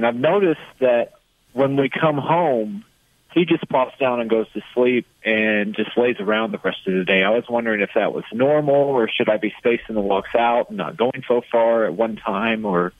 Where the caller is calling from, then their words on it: Indiana, United States; I'm calling from Indiana.